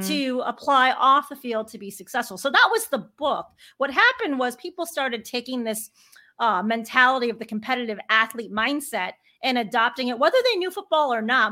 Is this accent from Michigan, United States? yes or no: no; Chicago, Illinois, United States; I grew up a sports girl growing up in Chicago